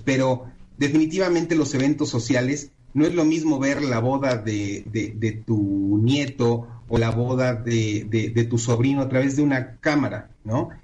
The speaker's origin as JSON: {"language": "Spanish", "country": "Mexico", "said": "como mexicanos"}